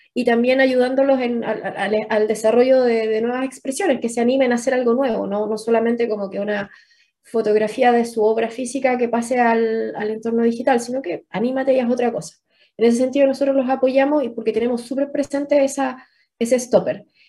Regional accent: Chile; somos chilenos

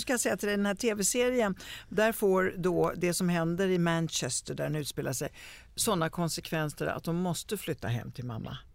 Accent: Italy; now in Sweden; jag kommer ju från Italien

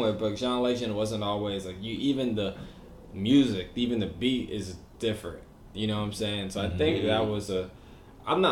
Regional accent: Atlanta, Georgia, United States; also born or lived in Queens; I'm from Atlanta

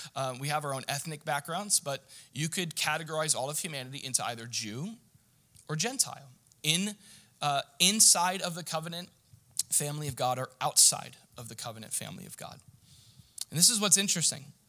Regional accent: United States; I'm an American

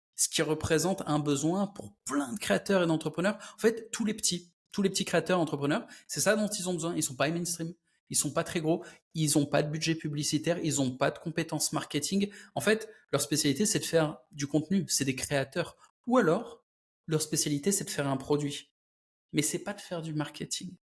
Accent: France; Je suis français aussi

